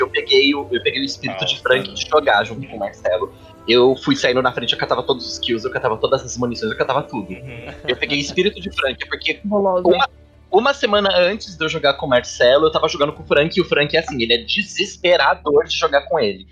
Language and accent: Portuguese; Limeira, São Paulo, Brazil; moved away as an adult; also born or lived in Santos; eu saí de Limeira, do interior, com 18 anos, vim pro litoral, para Santos